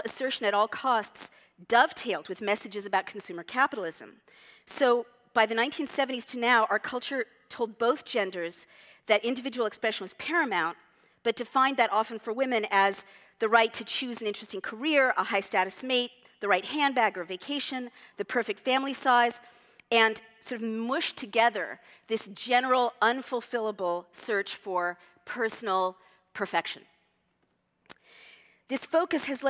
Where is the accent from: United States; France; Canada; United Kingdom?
United States; California; I'm from California